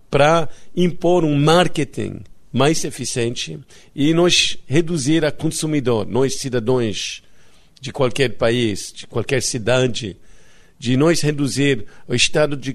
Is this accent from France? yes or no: yes; France; Portuguese is a second language; also born or lived in Italy / Greece / India / England; now in Rio de Janeiro, Brazil; eu cresci na França, na Itália, na Grécia, na Índia, no, na Inglaterra. E... Nada disso explica que falo português.